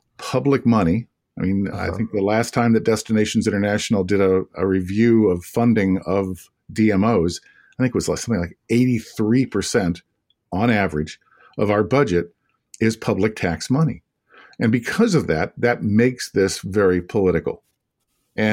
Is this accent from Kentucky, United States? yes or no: no; Kankakee, Illinois, United States; I in a little town called Kankakee, Illinois, south suburbs of Chicago.